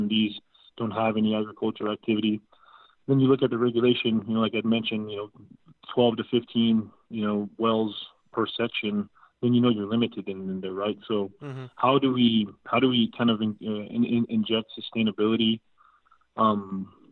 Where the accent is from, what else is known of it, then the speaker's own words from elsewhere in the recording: Odessa, Texas, United States; I'm from Odessa originally